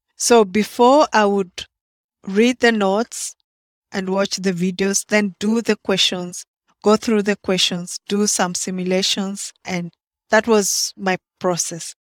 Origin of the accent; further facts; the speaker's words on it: Kenya; moved away as an adult; now in Baltimore, United States; I'm from Kenya. that's in East Africa.